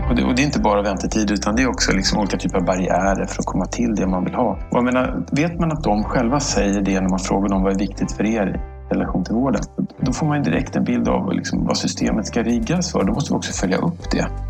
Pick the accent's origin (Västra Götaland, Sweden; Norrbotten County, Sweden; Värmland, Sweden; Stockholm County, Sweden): Stockholm County, Sweden; Stockholm; jag är född här i Stockholm, eh, uppvuxen här